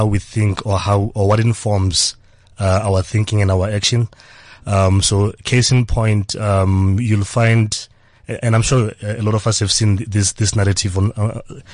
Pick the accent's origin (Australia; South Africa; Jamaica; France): South Africa; Johannesburg, Gauteng; I'm a boy from Soweto, grew up in Soweto, Johannesburg